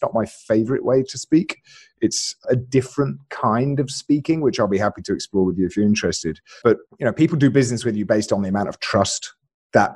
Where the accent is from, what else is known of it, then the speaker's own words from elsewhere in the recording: Alabama, United States; born there; Right. So I was born in Alabama, and I realized that when I spoke with this accent instead, my rates just went through the roof.